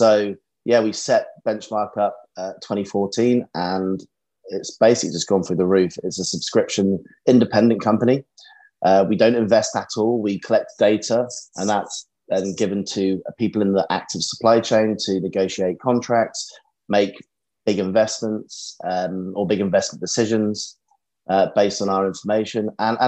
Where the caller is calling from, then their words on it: London, United Kingdom; Central London at the moment today